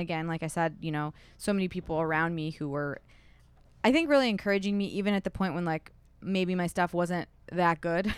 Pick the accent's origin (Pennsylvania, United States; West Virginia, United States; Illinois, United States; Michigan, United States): Michigan, United States; Milford; also born or lived in Southfield / Royal Oak / Kalamazoo / New York; now in Detroit, United States; I grew up in Milford